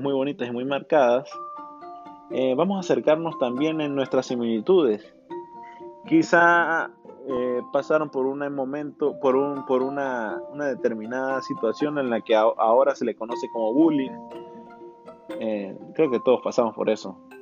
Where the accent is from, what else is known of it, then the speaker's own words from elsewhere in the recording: Venezuela; viví una época muy bonita en Venezuela, creciendo en Venezuela.